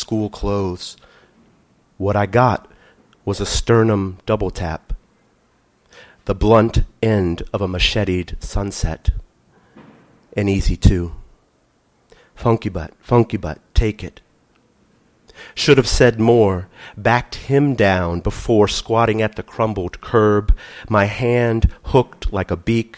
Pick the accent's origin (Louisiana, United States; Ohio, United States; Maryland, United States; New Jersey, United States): Louisiana, United States; New Orleans; born or raised there